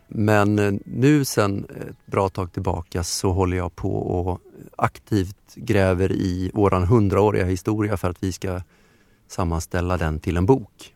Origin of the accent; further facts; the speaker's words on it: Romelanda, Västra Götaland, Sweden; now in Stockholm, Sweden; utanför Göteborg, utanför Kungälv, i en pytteliten ort som heter Romelanda